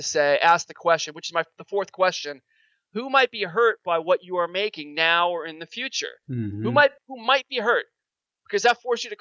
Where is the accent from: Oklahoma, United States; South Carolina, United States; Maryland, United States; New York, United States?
New York, United States; I'm a New Yorker